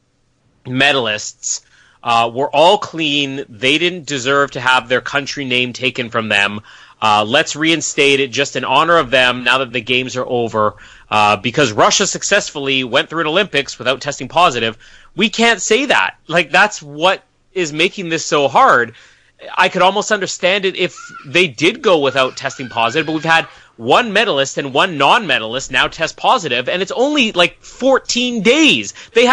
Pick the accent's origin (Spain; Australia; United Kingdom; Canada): Canada; We're Canadian.